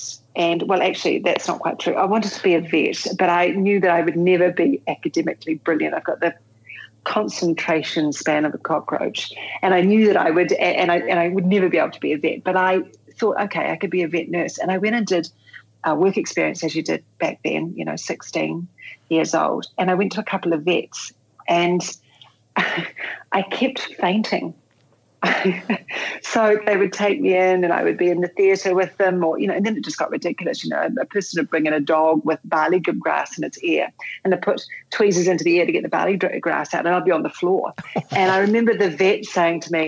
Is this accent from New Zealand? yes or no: yes; Canterbury, New Zealand; I was born and bred in Canterbury, and I went to a military camp school. I went to Burnham Military Camp